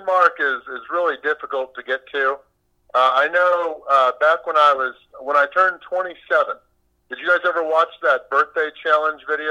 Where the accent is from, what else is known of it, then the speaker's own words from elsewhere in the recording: St. Louis, Missouri, United States; also born or lived in Kansas City, Missouri; While I'm from St. Louis